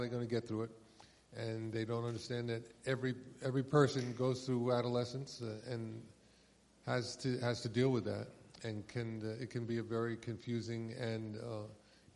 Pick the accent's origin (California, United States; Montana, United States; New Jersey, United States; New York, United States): New York, United States; New York City; growing up in New York City and not fitting in.